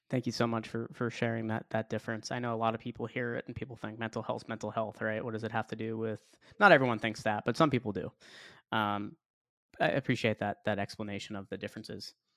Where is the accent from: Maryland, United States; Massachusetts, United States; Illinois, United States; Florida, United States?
Massachusetts, United States; Boston; moved away as an adult; now in Tampa, United States; I'm from Boston, so I was out in Boston